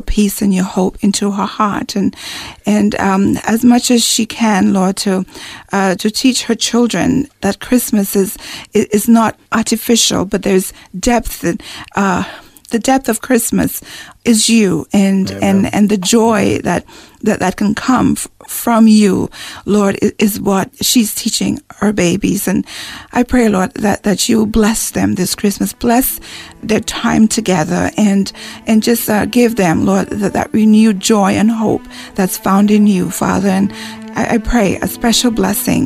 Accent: St. Lucia; moved away; I'm from the West Indies in St. Lucia

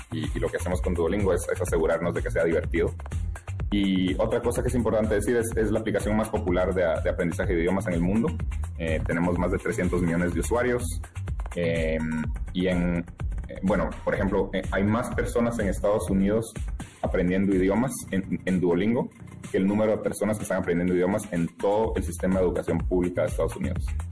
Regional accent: Guatemala; now in United States; yo soy de Guatemala

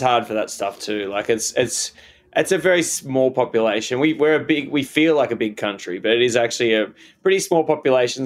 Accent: Australia; as an Australian guy

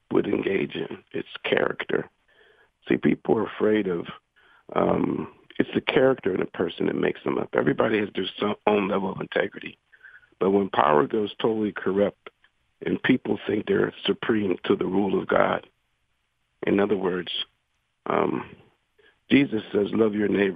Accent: Pittsburgh, Pennsylvania, United States; I'm from Homewood

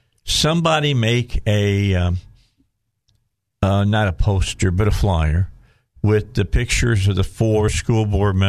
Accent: Indiana, United States; You just put me down by saying I'm from Illinois.

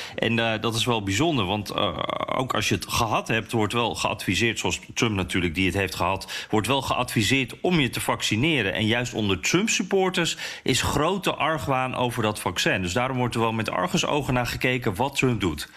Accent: Netherlands; now in United States; als Nederlander in Amerika

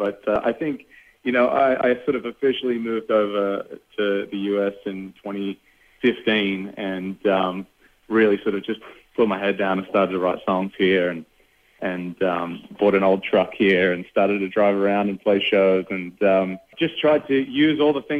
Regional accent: Newcastle, New South Wales, Australia; moved away; growing up in Newcastle

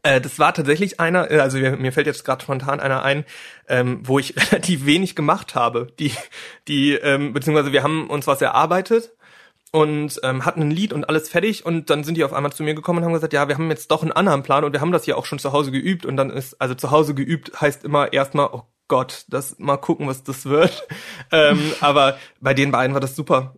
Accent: near Cologne, North Rhine-Westphalia, Germany; Ich komme aus der Nähe von Köln

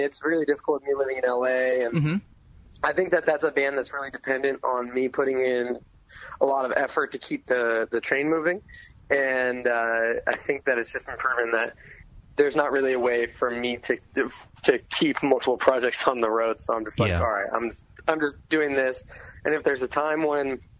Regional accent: Enumclaw, Washington, United States; born or raised there; also born or lived in Concord, California

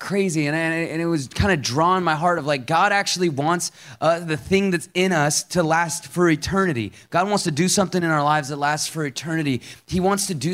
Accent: Seattle, Washington, United States; moved away as an adult; now in Atlanta, United States; I grew up in Seattle, Washington. I moved out to Atlanta, Georgia in 2013 to help start a church

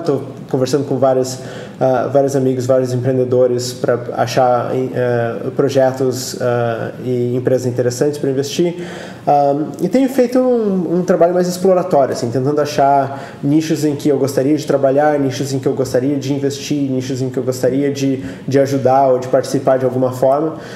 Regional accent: Brazil; moved away as an adult; also born or lived in Switzerland; now in Silicon Valley, United States; eu saí do Brasil fazem uns 14 anos. Um, ah, a minha carreira no Brasil foi mais acadêmica mesmo

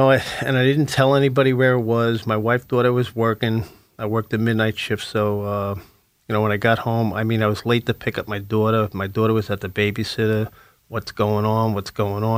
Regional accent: Lynbrook, New York, United States; my hometown in Lynbrook

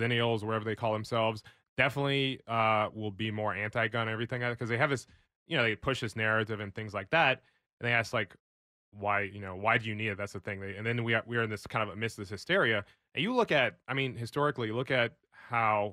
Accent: the South, United States; now in Austin, United States; I'm from the South

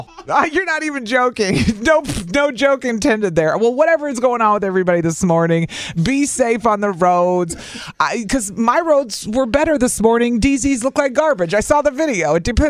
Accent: Illinois, United States; moved away as an adult; I grew up in Illinois

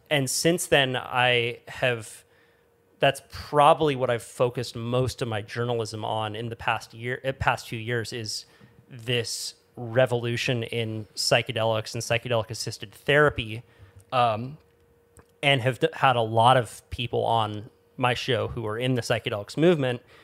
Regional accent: Santa Cruz, California, United States; where I grew up in Santa Cruz

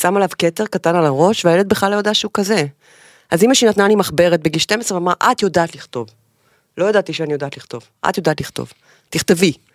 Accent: Haifa, Haifa District, Israel; החיים בחיפה, חיפה זה המקום הזה שלה באמצע, אני נורא אוהבת את זה

